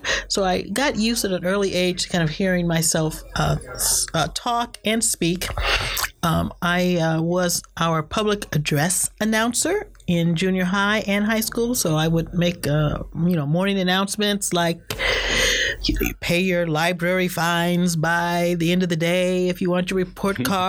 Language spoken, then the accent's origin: English; Cleveland, Ohio, United States; moved away as an adult; now in Boston, United States; I grew up in Cleveland, Ohio. I went to Shaker Heights High School